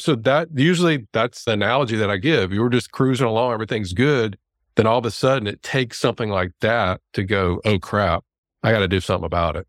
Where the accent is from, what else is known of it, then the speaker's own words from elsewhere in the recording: Louisiana, United States; there's a D O school here in my hometown in Louisiana